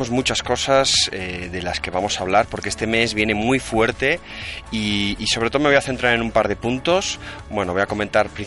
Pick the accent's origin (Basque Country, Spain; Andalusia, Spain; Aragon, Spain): Basque Country, Spain; accent: Basque; aquí que, que, tengo acento vasco muy marcado.